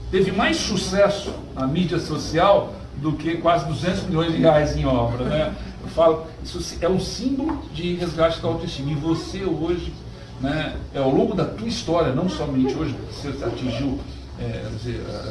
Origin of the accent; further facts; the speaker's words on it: Guarujá, São Paulo, Brazil; no Itapema há um bom tempo na minha infância, meus avós eram, vieram da, da Síria, né? Ficaram, então minha infância era no Itapema.